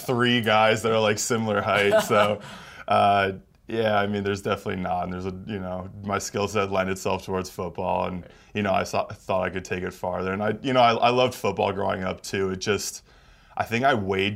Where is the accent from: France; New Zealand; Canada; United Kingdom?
Canada; moved away; being Canadian.